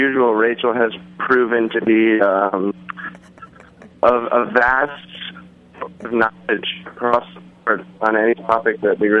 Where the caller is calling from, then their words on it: New York City, New York, United States; From New York City.